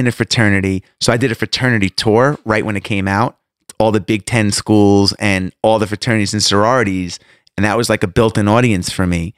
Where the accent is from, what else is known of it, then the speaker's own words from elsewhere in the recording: Long Island, New York, United States; now in Atlanta, United States; I grew up in Long Island